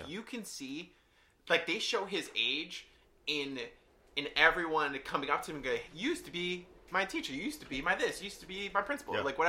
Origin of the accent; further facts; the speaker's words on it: New York City, New York, United States; growing up in the Bronx, like, I grew up in bad neighborhoods